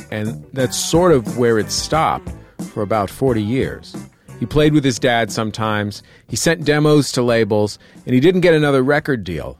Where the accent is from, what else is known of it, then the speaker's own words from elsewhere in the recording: Bay Area, California, United States; growing up in the Bay Area